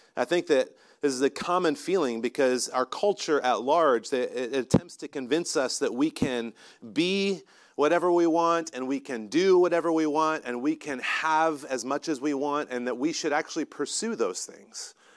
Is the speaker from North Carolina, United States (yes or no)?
yes; North Carolina, United States; moved away; I'm from North Carolina